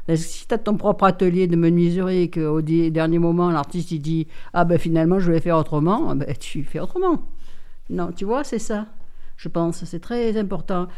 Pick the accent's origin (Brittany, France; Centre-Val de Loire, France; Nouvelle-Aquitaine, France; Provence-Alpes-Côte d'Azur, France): Provence-Alpes-Côte d'Azur, France; Marseille; now in Digne-les-Bains, France; je suis né à Marseille, donc je suis né en plein centre-ville, dans le troisième arrondissement